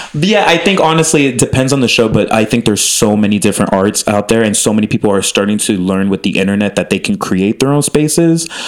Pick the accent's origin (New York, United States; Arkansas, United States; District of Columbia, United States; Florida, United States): Florida, United States; Miami; moved away as an adult; also born or lived in Chicago; I grew up in Miami, but then I moved to Chicago and then came out here